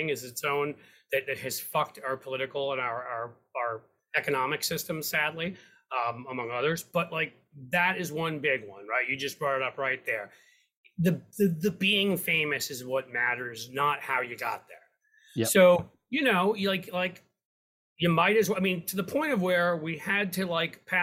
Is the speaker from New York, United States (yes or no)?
yes; New York City, New York, United States; now in Cincinnati, United States; I grew up in downtown Manhattan.